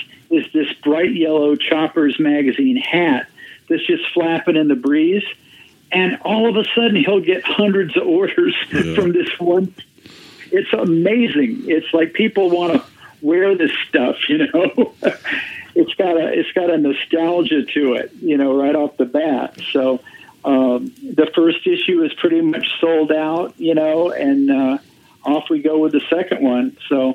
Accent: Miami, Florida, United States; I grew up in Miami

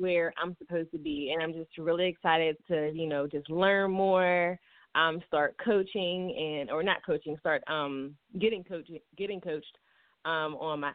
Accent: Pittsburgh, Pennsylvania, United States; I'm from Pittsburgh, Pennsylvania

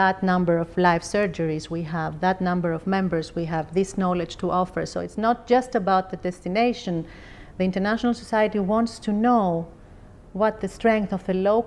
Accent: Athens, Attica, Greece; I come from Greece. I was born in Athens

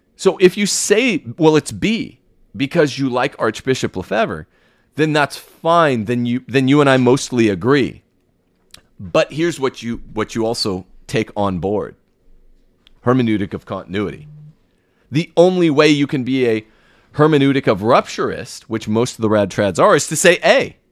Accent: United States; As an American

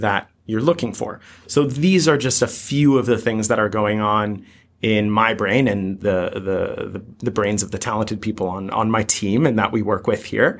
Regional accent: United States; coming to you as an American

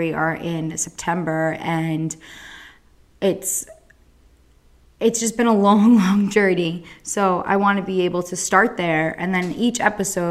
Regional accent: Central New Jersey, United States; I'm from New Jersey, Central Jersey

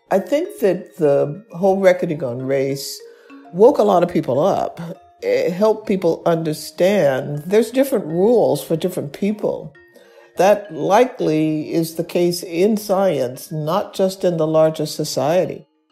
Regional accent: Birmingham, Alabama, United States; I was born and raised in Birmingham, Alabama.

